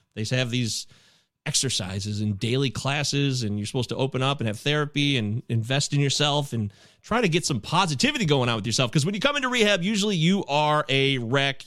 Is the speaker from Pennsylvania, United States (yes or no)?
no; Michigan, United States; I live in the Great Lakes state. I grew up here in Michigan